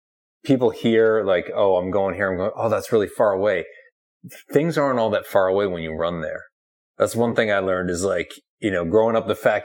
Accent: Boston, Massachusetts, United States; I'm from Boston, so I grew up here

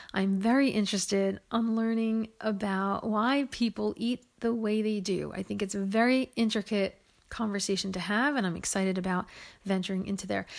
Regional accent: Woodland Park, New Jersey, United States; I was born in New Jersey in what was then known as West Patterson. It's now known as Woodland Park.

